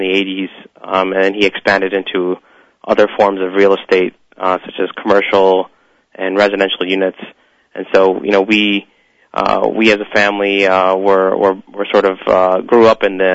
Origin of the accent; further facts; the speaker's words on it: Cleveland, Ohio, United States; also born or lived in New York City; I was born and raised in Cleveland, Ohio.